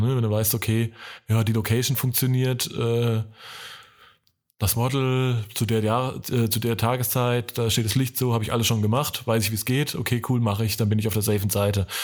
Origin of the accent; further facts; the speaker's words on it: Franconia, Germany; die bayerische Grenze ist vor meinem Geburtsort äh, oder meiner Heimat nur ein paar Kilometer weit weg